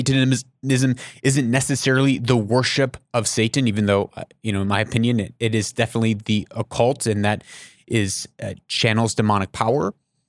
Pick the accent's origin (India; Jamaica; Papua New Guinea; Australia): Papua New Guinea; I grew up in Papua New Guinea.